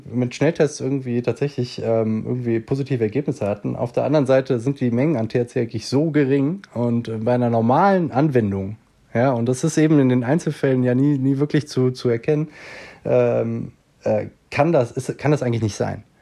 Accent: Switzerland; Bei uns in der Schweiz ist es ja so, dass jetzt kürzlich tatsächlich die ersten Schritte zu äh, Freizeitcannabis eben auch noch äh, ähm, gemacht wurden.

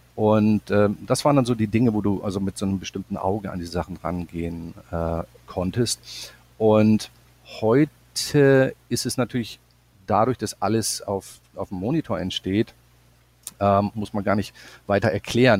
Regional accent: Bremerhaven, Bremen, Germany; moved away as an adult; also born or lived in Stuttgart / Los Angeles; bei uns in meiner Heimatstadt Bremerhaven

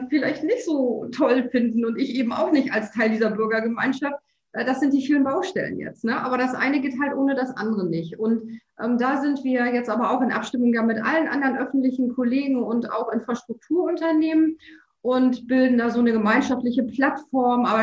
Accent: Hamburg, Germany; der Weg als Hamburgerin ins Hamburger Rathaus ähm, ist deutlich leichter und schneller als der Weg aus Hamburg oder Berlin

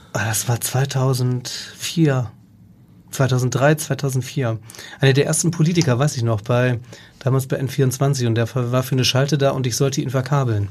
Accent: Germany; als Deutscher

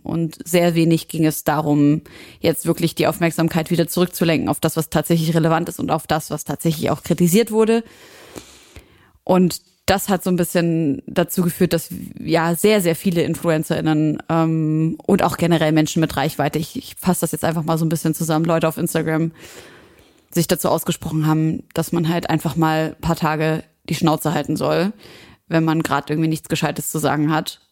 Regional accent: Syria; für mich als Syrerin

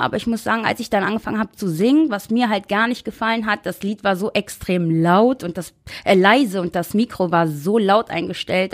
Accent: Essen, North Rhine-Westphalia, Germany; 3.12.1990 und ich komme aus Essen

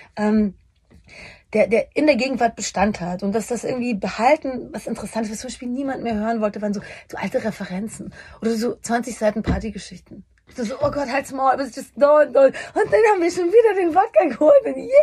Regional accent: Bavaria, Germany; ich komme aus Bayern

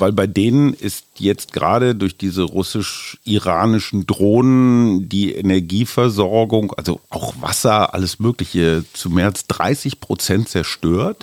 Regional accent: Germany; für uns als Deutsche

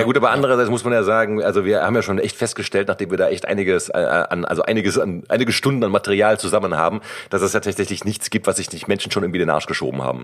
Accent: Cologne, North Rhine-Westphalia, Germany; Ich bin ja gebürtiger Kölner

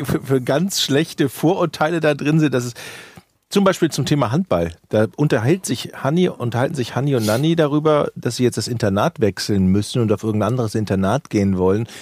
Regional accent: Ratingen, North Rhine-Westphalia, Germany; Ich komme ja aus Rating

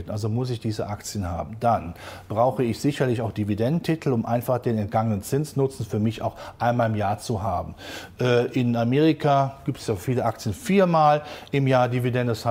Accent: Rhineland, Germany; Der gesunde Menschenverstand zeigt mir als Rheinländer zum Schluss, ist immer noch gut gegangen.

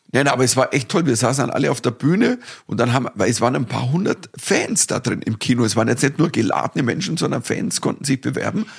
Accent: Dorfen, Bavaria, Germany; bei mir daheim gespielt, in Dorfen, in meiner Heimatstadt

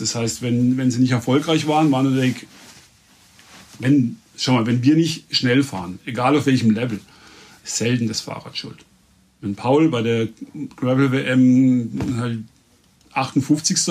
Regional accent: Reute, Baden-Württemberg, Germany; also born or lived in Emmendingen; in meinem Heimatort, in Reute, das ist sechs Kilometer weg von hier

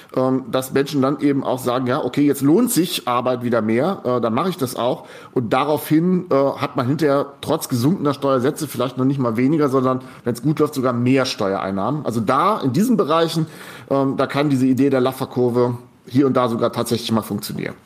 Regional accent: Goslar, Lower Saxony, Germany; moved away; das ist meine Heimat, wo ich groß geworden bin.

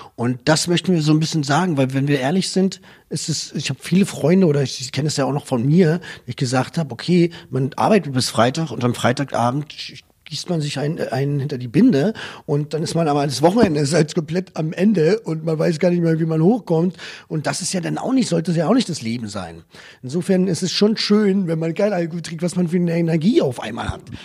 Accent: Germany; als Deutsche

